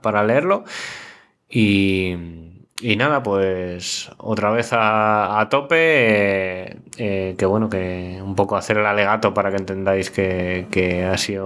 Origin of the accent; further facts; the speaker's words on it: Castilla-La Mancha, Spain; la iglesia de mi pueblo en Orcajada